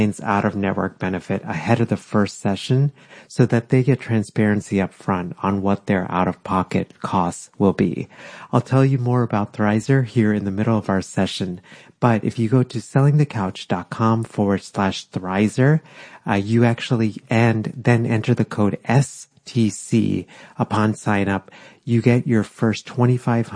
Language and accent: English; Texas, United States; also born or lived in India; now in Philadelphia, United States; I was born in India, but then grew up in Texas